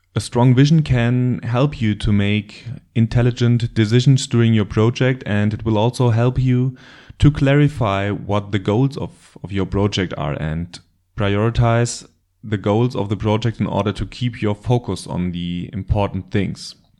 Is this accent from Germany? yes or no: yes; Germany; accent: German; English is a second language; I live in Germany, but you probably already recognized that from my terrible accent